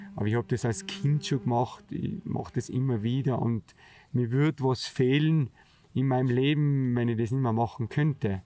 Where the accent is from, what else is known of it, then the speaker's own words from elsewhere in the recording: Zemmgrund, Tyrol, Austria; das Zemtal, der Zemgrund, wo eigentlich aufgewachsen bin, relativ weit hinten drinnen im sogenannten Gasthof Breitlana. Ich bin bei meinem Onkel aufgewachsen